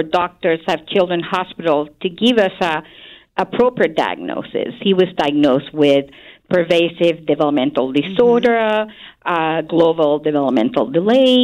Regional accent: Santiago, Santiago Metropolitan Region, Chile; moved away as an adult; now in United States; I'm originally from Chile, which is a country in the western part of South America. And I grew up in Santiago, the capital.

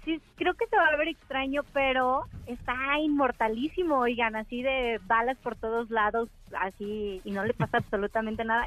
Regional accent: León, Guanajuato, Mexico; yo soy de León, Guanajuato

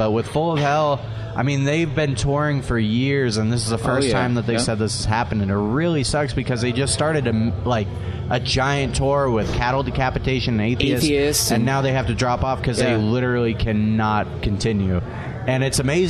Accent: San Jose, California, United States; I'm from San Jose, California. It's a suburb outside of Oakland, an hour or so away. Yeah. I grew up there

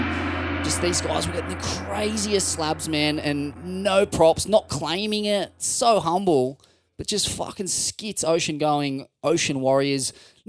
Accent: Sydney, New South Wales, Australia; I was from Bondi, Bronny, Tamarin.

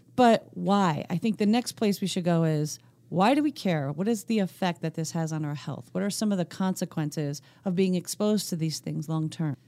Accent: Northeast Pennsylvania, United States; accent: Scranton; my N E P A roots

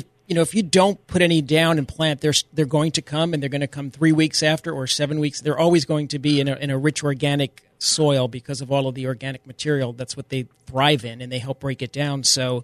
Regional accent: New York, United States; accent: New York; My New York accent

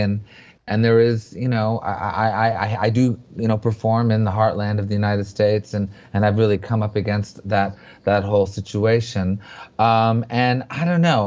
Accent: Montreal, Quebec, Canada; I grew up in Montreal

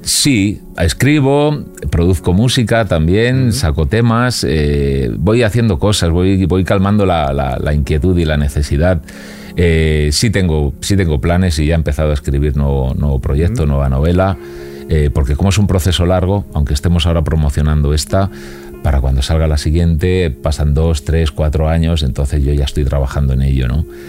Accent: Alcorcón, Community of Madrid, Spain; also born or lived in Carabanchel, Madrid; now in Madrid, Spain; Yo, yo soy de Alcorcón

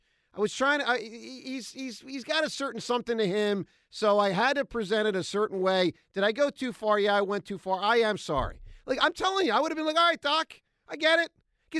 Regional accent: Philadelphia, Pennsylvania, United States; What I needed as a Philadelphian and as a Sixers fan

